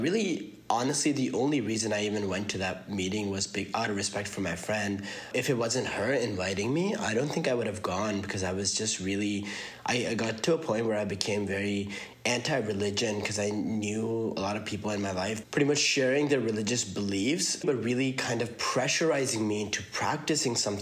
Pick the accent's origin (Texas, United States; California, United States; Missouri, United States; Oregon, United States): Missouri, United States; Columbia; born or raised there; also born or lived in Karachi, Pakistan; now in Milwaukee, United States